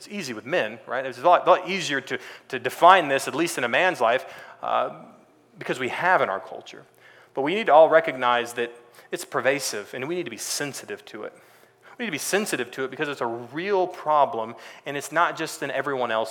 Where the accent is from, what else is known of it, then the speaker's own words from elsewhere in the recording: Texas, United States; moved away as an adult; also born or lived in California; I grew up in Texas